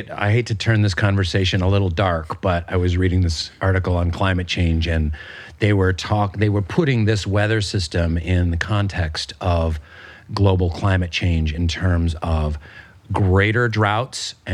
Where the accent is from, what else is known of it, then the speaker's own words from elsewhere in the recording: Pacific Northwest, United States; I was saying to my wife because we're both from the Pacific Northwest, it feels like like the Olympic Peninsula.